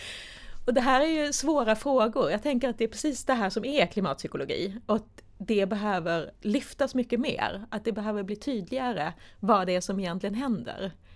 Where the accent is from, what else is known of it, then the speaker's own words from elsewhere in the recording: Sweden; som vi svenskar